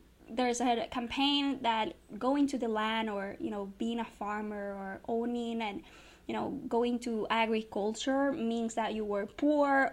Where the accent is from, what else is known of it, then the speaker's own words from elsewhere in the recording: Río Grande, Puerto Rico; I come from Puerto Rico. I was born and raised in Rio Grande.